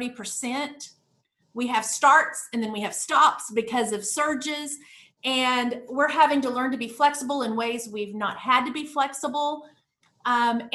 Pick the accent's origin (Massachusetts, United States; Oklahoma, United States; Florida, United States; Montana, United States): Oklahoma, United States; Tulsa; now in Texas, United States; I'm originally from Tulsa, Oklahoma